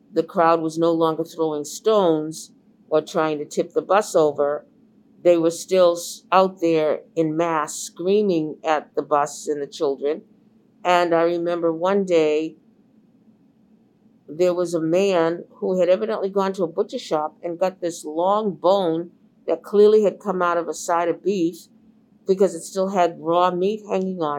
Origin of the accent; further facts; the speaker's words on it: Boston, Massachusetts, United States; I was the only Black reporter, male or female, that was born and raised in Boston, had been raised in the Boston public schools, and was still living in the community